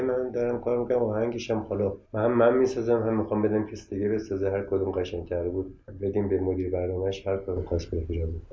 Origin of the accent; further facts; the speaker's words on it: Iran; خودم ایرانی هستم